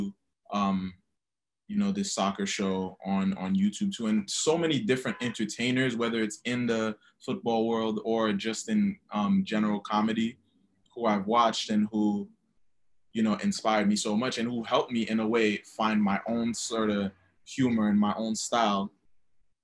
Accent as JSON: {"language": "English", "country": "Haiti", "moved": "yes", "lives_now": "New York City, United States", "said": "I'm originally from Haiti. And now I live in New York City."}